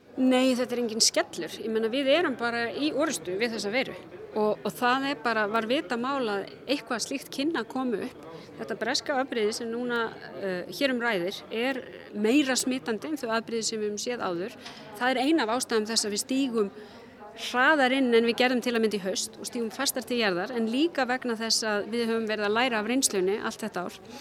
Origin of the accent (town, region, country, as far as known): Iceland